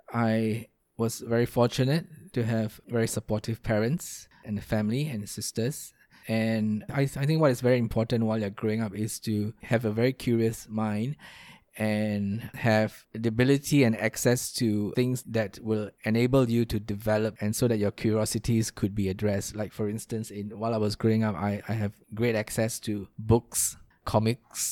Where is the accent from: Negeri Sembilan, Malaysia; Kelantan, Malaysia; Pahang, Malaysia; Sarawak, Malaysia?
Pahang, Malaysia; Kuantan; I grew up in a small town in Malaysia called Kuantan. That is still home to me